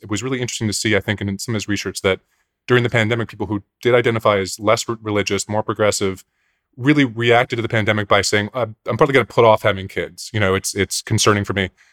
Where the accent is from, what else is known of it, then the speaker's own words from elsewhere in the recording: Pennsylvania suburbs, United States; growing up in the Pennsylvania suburbs